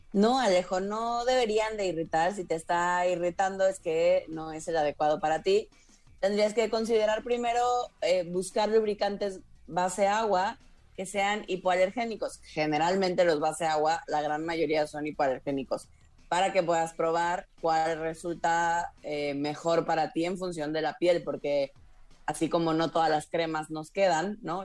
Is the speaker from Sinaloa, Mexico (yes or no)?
no; Tabasco, Mexico; also born or lived in Mérida; now in Mexico City, Mexico; De Tabasco